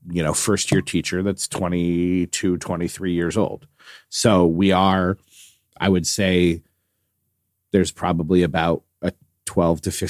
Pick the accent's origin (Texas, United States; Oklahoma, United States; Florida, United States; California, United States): Texas, United States; it will also snow in my hometown in Texas next week, which is seven hours south of me and near Houston.